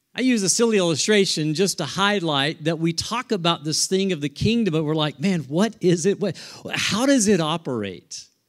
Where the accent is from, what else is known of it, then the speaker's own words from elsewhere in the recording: Tornado Alley, Oklahoma, United States; moved away; we're from Tornado Alley